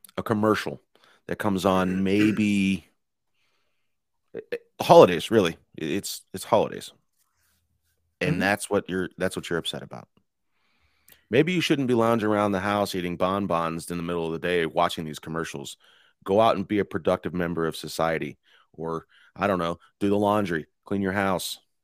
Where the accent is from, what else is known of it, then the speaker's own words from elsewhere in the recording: United States; as American citizens